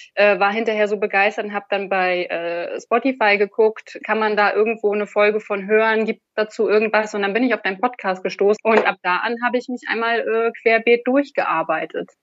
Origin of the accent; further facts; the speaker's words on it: Rostock, Mecklenburg-Vorpommern, Germany; Ich bin aus Rostock